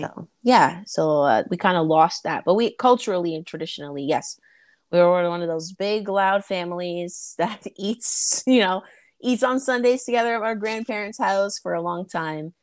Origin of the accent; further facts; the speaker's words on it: Toronto, Ontario, Canada; I am Canadian. I'm from Toronto.